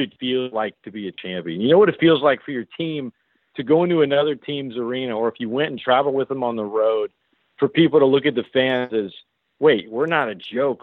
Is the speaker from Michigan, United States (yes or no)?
no; Lafayette, Louisiana, United States; also born or lived in New Orleans; It's in Lafayette. I, I'm from here. I moved back here